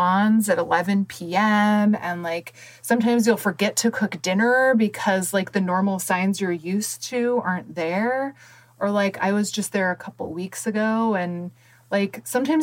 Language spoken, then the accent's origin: English; Fairbanks, Alaska, United States; moved away; where I grew up in Fairbanks, Alaska, it's kind of in the middle of the state.